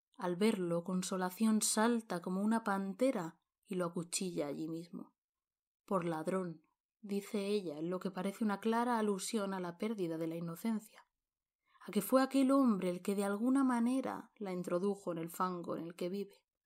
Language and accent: Spanish; Montealegre del Castillo, Castilla-La Mancha, Spain; la misma advocación de la Virgen que es patrona de mi pueblo, de Montealegre del Castillo